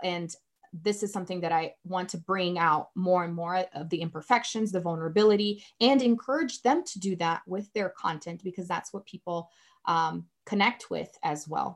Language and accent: English; Brazil; English is a second language; now in Colorado, United States; growing up in Brazil